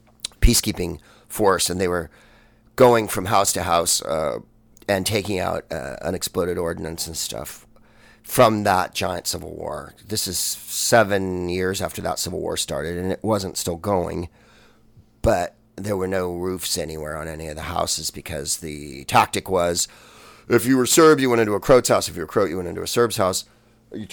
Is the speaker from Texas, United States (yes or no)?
no; San Francisco, California, United States; I'm from San Francisco